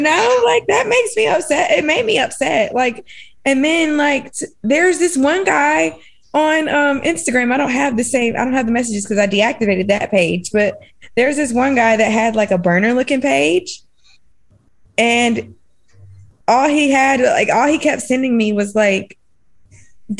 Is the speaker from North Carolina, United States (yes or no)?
yes; Durham, North Carolina, United States; I'm from Durham myself